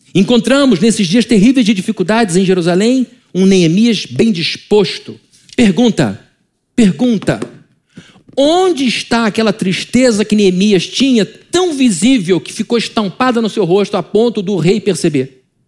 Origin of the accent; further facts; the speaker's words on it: Brazil; como brasileiro